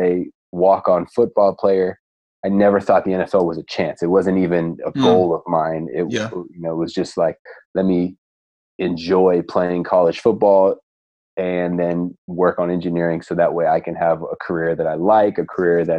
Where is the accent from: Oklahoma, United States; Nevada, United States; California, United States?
California, United States; Stanford; moved away as an adult; now in San Diego, United States; I grew up in the Stanford area